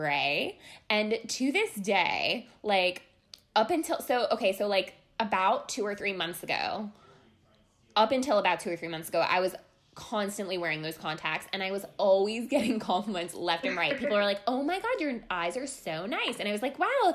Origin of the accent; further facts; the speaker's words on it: Long Island, New York, United States; I'm from Long Island, where Courtney's from. As she mentioned, we met in high school